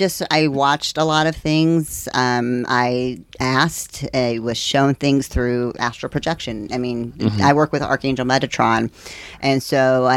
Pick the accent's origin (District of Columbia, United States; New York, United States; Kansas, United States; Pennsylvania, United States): Kansas, United States; also born or lived in Indiana / Texas; now in Florida, United States; I was born in Indiana, then we moved to Kansas, and then Texas.